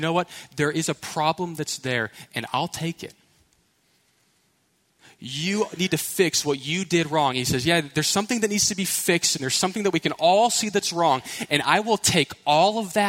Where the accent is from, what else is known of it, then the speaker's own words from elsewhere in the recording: Houston, Texas, United States; I was from Houston, right? So city slickers, suburbs, never hiked a mountain